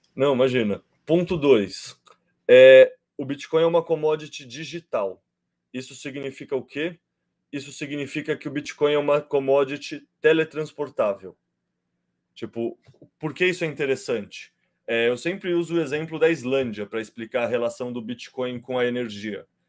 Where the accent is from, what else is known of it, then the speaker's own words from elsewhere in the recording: Brazil; Eu tenho um sotaque diferente, né? Eu sou brasileiro, eu não sou português